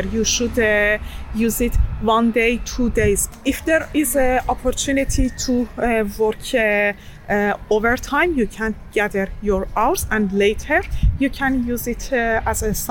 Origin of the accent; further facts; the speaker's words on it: Iran; moved away as an adult; now in Norway; I moved to Norway 2011 as a student. I am from Iran.